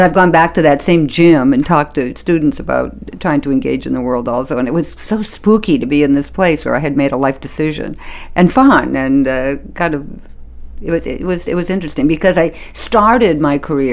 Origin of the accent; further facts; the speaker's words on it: Maine, United States; moved away as an adult; I grew up in Maine.